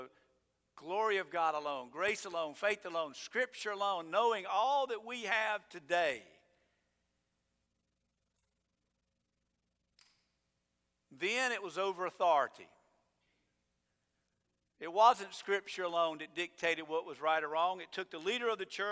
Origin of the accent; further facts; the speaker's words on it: United States; I'm an American